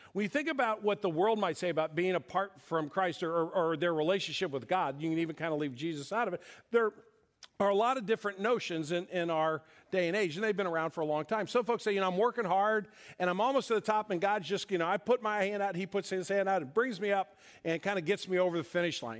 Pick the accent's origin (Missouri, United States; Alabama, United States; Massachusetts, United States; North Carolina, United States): Missouri, United States; St. Louis; my sister and I grew up here in St. Louis